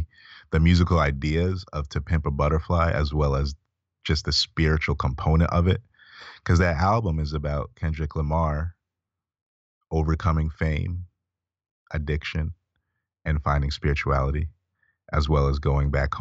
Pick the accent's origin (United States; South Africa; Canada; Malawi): Malawi; moved away; I'm back home in Malawi